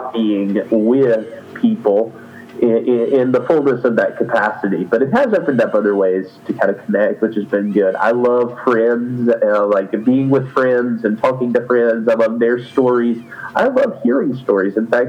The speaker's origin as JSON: {"language": "English", "region": "North Carolina", "country": "United States", "tie": "born or raised there", "said": "I was raised in North Carolina here in the United States"}